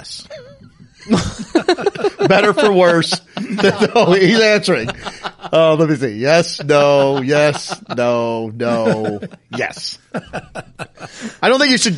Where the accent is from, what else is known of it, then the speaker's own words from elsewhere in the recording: the North, United States; I always said creek, and I'm from the North